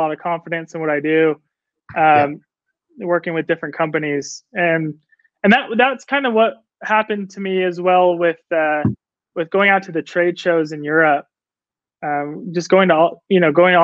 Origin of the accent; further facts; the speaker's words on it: Orange County, Southern California, United States; moved away as an adult; also born or lived in Samoa; now in Utah, United States; born and raised in California. Southern California, Orange County